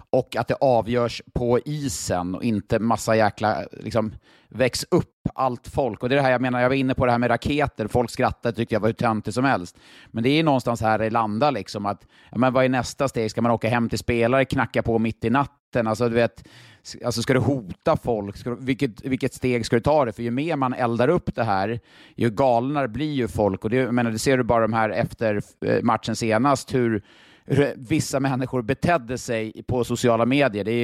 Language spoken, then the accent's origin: Swedish; Ängelholm, Skåne, Sweden; Men jag var i alla fall, jag kommer ju från Ängelholm då